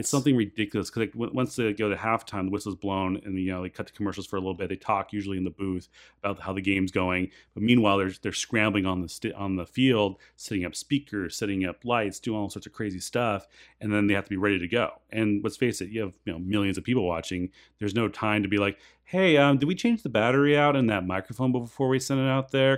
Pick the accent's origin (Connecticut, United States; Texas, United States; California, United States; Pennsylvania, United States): California, United States; San Clemente; I grew up in San Clemente